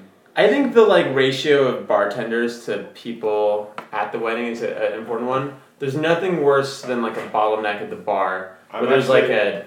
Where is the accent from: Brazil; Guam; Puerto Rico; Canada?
Brazil; São Paulo; So growing up in Brazil, I did get into soccer. Big fan of the Brazilian national team.